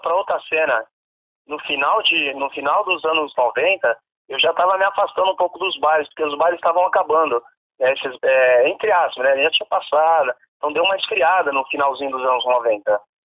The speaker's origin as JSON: {"language": "Portuguese", "region": "São Paulo", "country": "Brazil", "said": "eu sou da Zona Oeste, então toda a cena da Zona Oeste eu tô por dentro"}